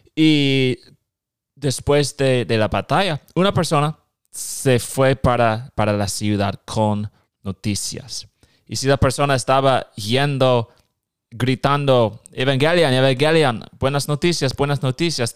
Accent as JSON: {"language": "Spanish", "region": "Nebraska", "country": "United States", "also_born_or_lived": "Guatemala", "second_language": "Spanish", "said": "Soy de Nebraska"}